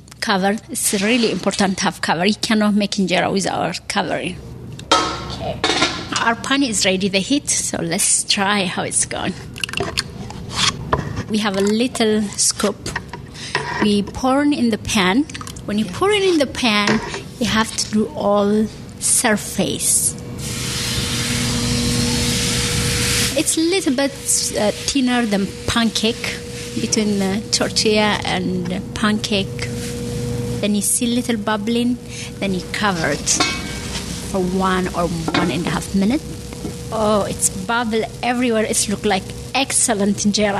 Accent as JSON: {"language": "English", "country": "Eritrea", "moved": "yes", "lives_now": "South Burlington, United States", "said": "I am from Eritrea, from East Africa, but I live in Vermont in South Burlington"}